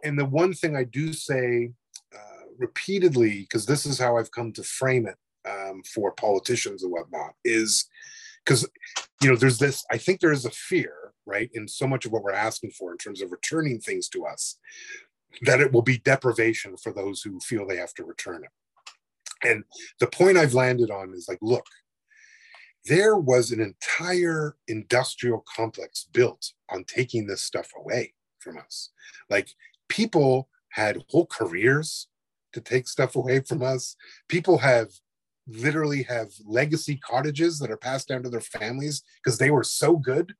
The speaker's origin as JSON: {"language": "English", "country": "Canada", "said": "I probably would say, like, I don't think I'm Canadian. I think I'm Anishinaabe, and that's sort of it. I do have a Canadian passport"}